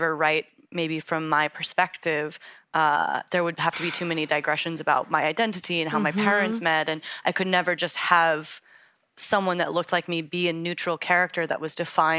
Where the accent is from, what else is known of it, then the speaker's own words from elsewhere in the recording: Pacific Northwest, United States; So like I said, I grew up in the Pacific Northwest and was very enchanted by a genre that's pretty white male dominated.